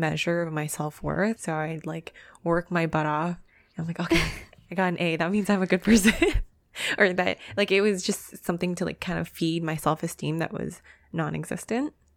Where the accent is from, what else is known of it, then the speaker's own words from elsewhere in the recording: Canada; we are very privileged growing up in Canada